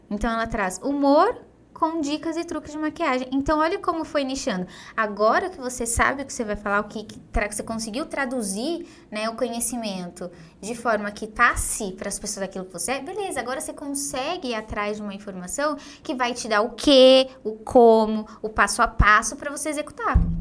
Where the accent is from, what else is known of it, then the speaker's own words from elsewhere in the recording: Diadema, São Paulo, Brazil; eu nasci e cresci, fui criada em Diadema, uma cidade super simples